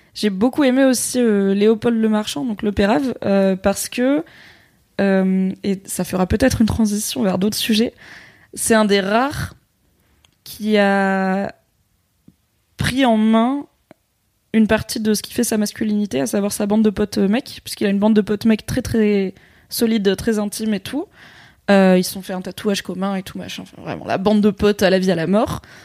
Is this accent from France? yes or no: no; Morocco; moi, je suis marocaine